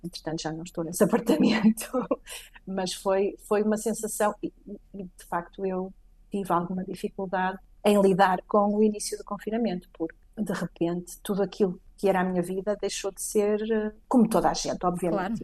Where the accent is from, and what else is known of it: Portugal; now in Madrid, Spain